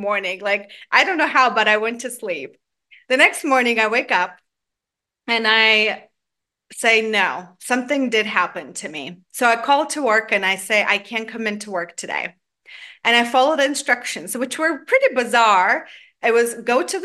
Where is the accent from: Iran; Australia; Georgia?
Georgia; now in Atlanta, United States; I grew up in Georgia, the country in Eastern Europe, not to confuse with the state of Georgia where I live now